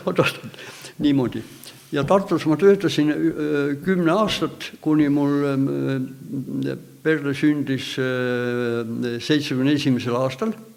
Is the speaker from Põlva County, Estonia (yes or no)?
no; Tallinn, Harju County, Estonia; minu sünnikodu oli ka seal kohe viiekümne meetri kaugusel ainult